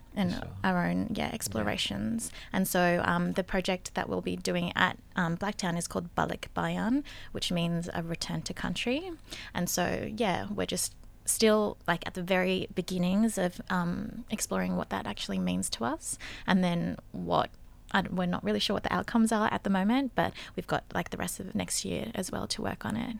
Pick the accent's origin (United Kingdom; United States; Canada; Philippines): Philippines; we're both Filipina